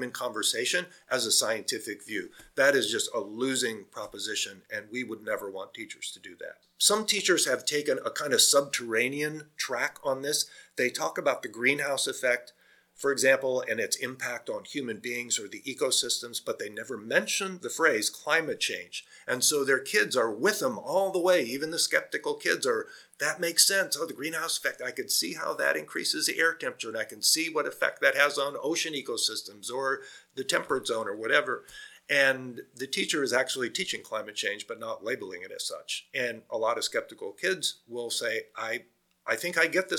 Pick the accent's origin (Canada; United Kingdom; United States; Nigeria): United States; Iowa; moved away; I'm from Iowa originally, which is a farming state in the US.